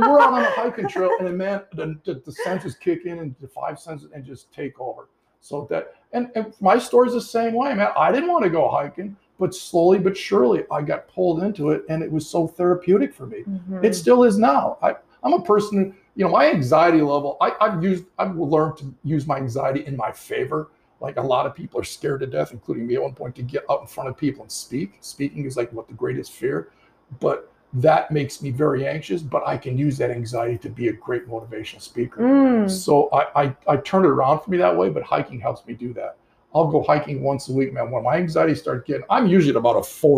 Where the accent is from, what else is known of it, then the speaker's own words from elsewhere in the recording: Detroit, Michigan, United States; moved away; when I was growing up in Detroit, my parents were from England